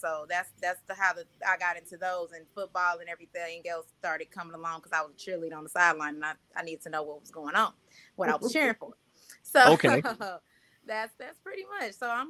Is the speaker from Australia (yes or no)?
no; Jamaica; Grew up military brat though. Most of my people come from Augusta, Georgia, but I am Jamaican at the same time.